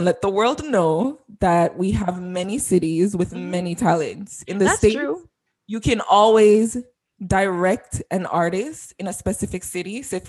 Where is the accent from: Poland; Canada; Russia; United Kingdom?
Canada; I buy my triple every single morning. I'm very Canadian.